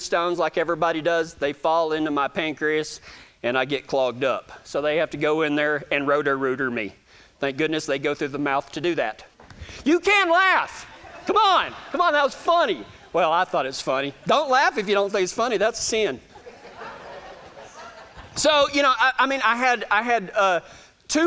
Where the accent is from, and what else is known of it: Texas, United States; accent: Texas